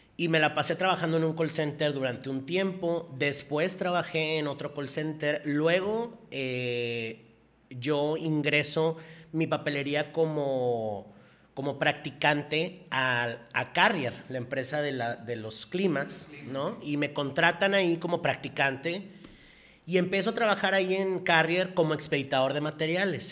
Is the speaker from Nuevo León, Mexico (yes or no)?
yes; Monterrey, Nuevo León, Mexico; yo nací aquí en Monterrey y yo vivo aquí en Monterrey